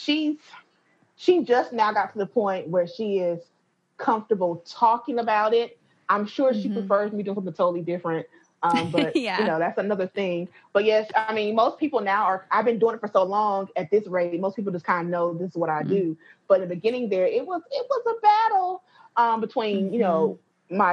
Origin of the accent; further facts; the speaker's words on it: North Carolina, United States; I'm from North Carolina